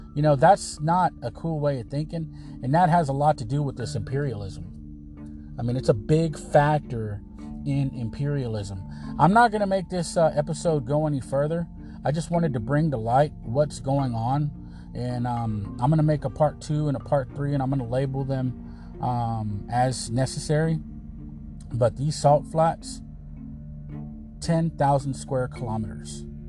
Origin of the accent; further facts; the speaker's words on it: United States; I am an American